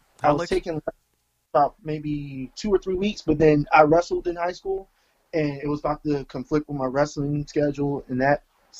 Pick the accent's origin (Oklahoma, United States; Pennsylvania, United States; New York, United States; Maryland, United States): Maryland, United States; Clinton; also born or lived in Sacramento, California; now in California, United States; Actually, I originally from Sacramento. I moved to Maryland when I was about 9, and I grew up in Maryland.